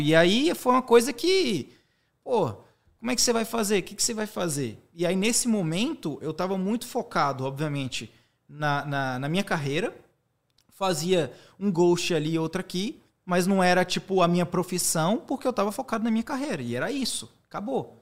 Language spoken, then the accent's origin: Portuguese; Teixeira de Freitas, Bahia, Brazil; moved away; also born or lived in Salvador / United States; sou natural de Teixeira de Freitas, é uma cidade no extremo sul da Bahia